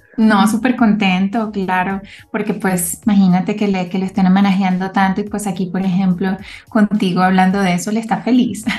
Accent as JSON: {"language": "Spanish", "town": "Caracas", "region": "Capital District", "country": "Venezuela", "tie": "born or raised there", "moved": "as an adult", "lives_now": "Bogotá, Colombia", "said": "Yo soy venezolana, nací en Caracas, estudié en Caracas"}